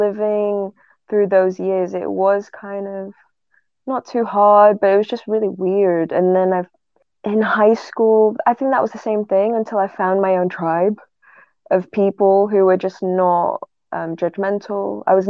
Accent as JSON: {"language": "English", "region": "England", "country": "United Kingdom", "accent": "northern English", "said": "every time I meet them, my northern accent starts playing up, because now I'm just kind of neutral."}